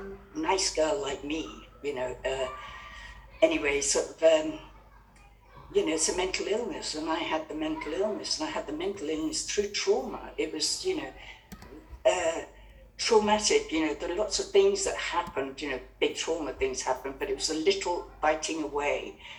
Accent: Kenya; I was brought up and born in Kenya, where my parents were the Happy Valley set.

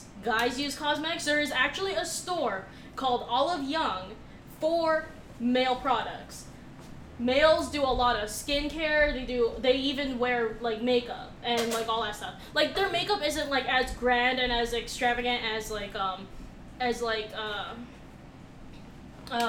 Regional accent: United States; as an American

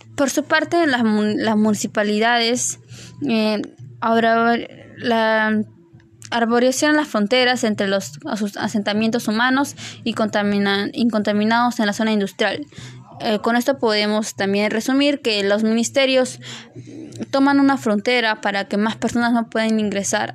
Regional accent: Peru

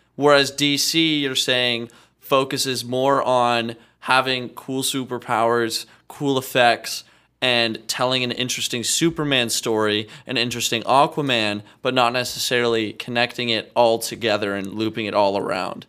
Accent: Regina, Saskatchewan, Canada; I'm from Regina, Saskatchewan.

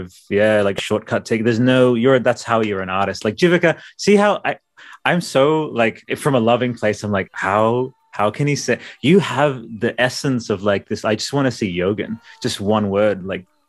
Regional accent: Australia; we're Australian.

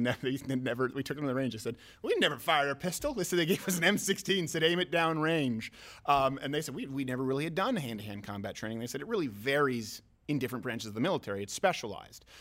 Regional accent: Canada; now in United States; I'm French Canadian

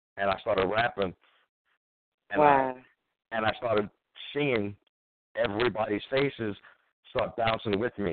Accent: New York City, New York, United States; I'm from Staten Island

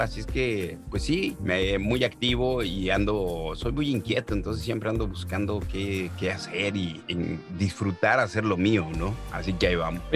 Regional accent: Mexico; now in Canada; yo ya llevo 18 años fuera de México

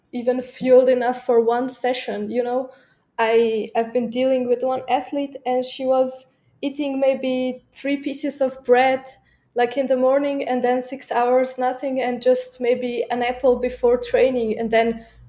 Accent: Slovenia; also born or lived in Munich, Germany; I'm coming from Slovenia

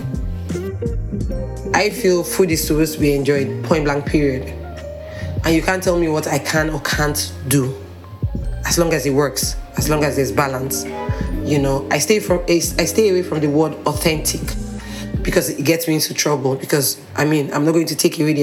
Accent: Port Harcourt, Rivers State, Nigeria; now in Lagos, Nigeria; Obviously, I'm Nigerian. I grew up in Port Harcourt.

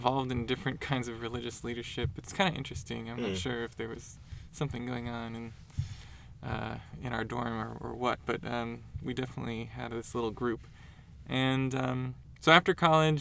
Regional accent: Portland, Oregon, United States; I grew up in Portland, Oregon

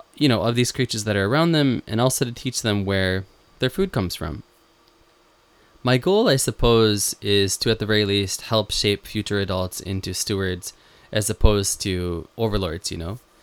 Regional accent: Western New York, United States; moved away as an adult; now in Japan; when I was a kid growing up in Western New York

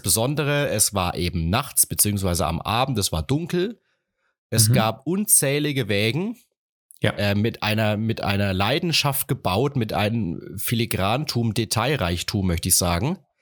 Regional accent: Rhön-Grabfeld, Bavaria, Germany; also born or lived in Martinroda / Ilmenau; bei uns in Rögrabfeld

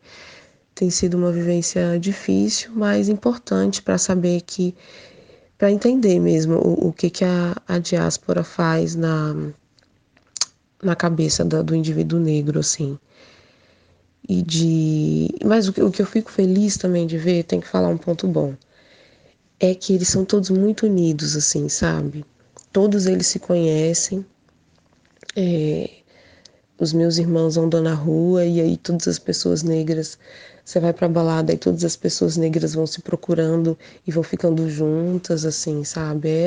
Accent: Portugal; eu sou portuguesa, meus pais são. Minha mãe é angolana, meu pai é de Guiné-Bissau, e eles vieram aqui para Portugal

